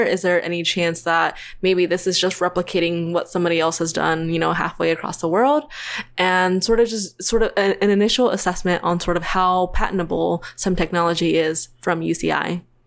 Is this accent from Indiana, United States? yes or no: no; Tennessee, United States; moved away as an adult; now in Orange County, United States; I'm from Tennessee, so I grew up there. I went to college there